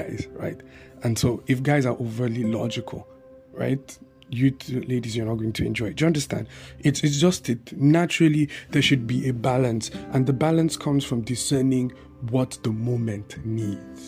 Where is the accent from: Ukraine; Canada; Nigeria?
Nigeria; Bauchi; I had this family that I grew up with in Bauchi